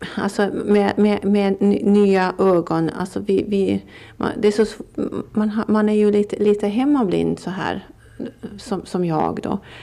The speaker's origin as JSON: {"language": "Swedish", "country": "Åland Islands", "said": "om man frågar mig varifrån jag kommer så säger jag att jag kommer från Åland"}